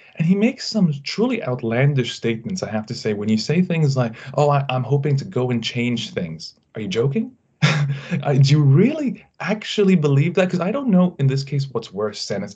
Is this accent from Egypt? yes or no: yes; Egypt; Egypt, my country